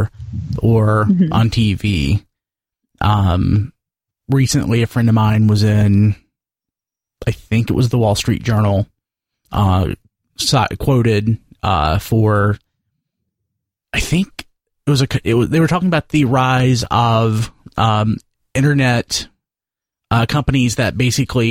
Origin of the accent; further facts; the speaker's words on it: the South, United States; It was about how depressed my hometown is